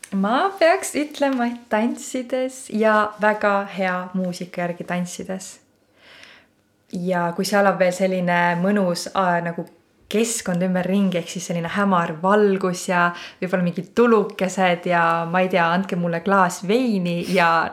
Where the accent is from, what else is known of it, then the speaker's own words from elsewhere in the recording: Põlva, Põlva County, Estonia; ma olen siis Põlvast pärit